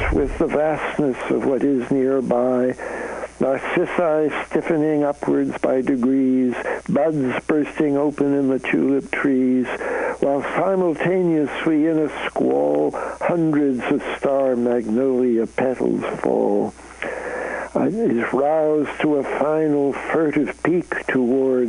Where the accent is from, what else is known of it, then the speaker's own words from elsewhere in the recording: Canada; now in United States; I'm a Canadian, so I come from north of the border